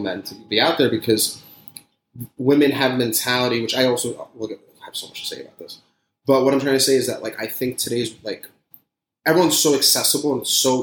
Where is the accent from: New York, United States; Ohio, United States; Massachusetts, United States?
New York, United States; New York City; moved away as an adult; now in Florida, United States; I grew up in Staten Island